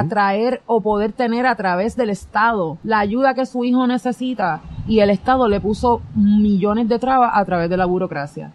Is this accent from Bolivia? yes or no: no; San Juan, Puerto Rico; yo soy del, yo soy del San Juan